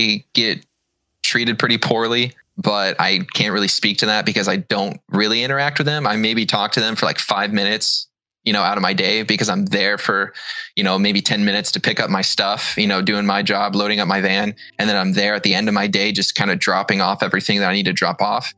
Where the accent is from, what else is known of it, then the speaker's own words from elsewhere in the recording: Seattle, Washington, United States; I am from the Seattle area.